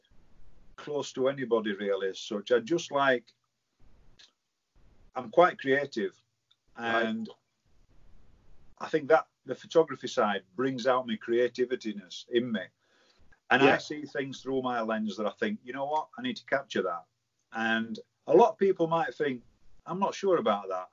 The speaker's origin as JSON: {"language": "English", "town": "Barnsley", "region": "Yorkshire and the Humber", "country": "United Kingdom", "tie": "born or raised there", "said": "born and bred in Hathersley."}